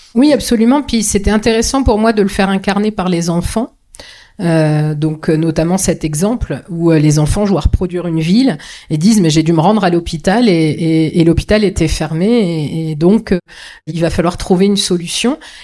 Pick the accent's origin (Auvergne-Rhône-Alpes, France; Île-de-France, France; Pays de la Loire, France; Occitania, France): Pays de la Loire, France; Vendée; je suis né en Vendée, que je ne connais que ça